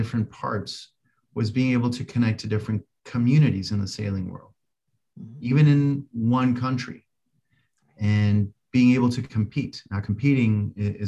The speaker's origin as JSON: {"language": "English", "country": "Colombia", "moved": "yes", "said": "I'm from Colombia originally. And so I learned to sail in three different places in Colombia"}